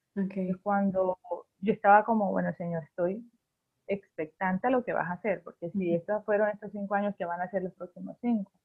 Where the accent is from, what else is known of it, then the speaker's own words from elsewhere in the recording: Barranquilla, Atlántico, Colombia; soy barranquillera